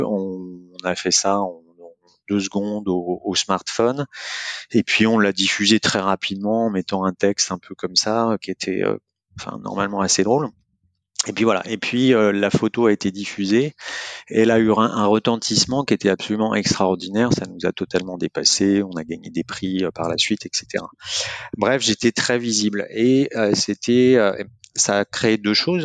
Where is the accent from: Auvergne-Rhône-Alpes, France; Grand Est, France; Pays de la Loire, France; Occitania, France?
Pays de la Loire, France; Angers; angevin d'origine